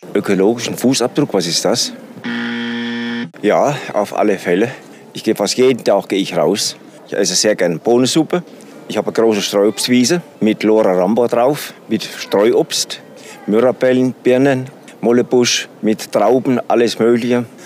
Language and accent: German; Lohr am Main, Bavaria, Germany; Ich komme aus Lohr, Lohr am Main